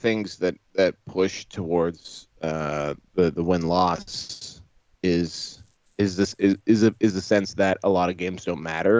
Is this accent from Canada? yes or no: yes; Ontario, Canada; As a Canadian who's been spoiled by the Canhammer team tournament out here in the Ontario region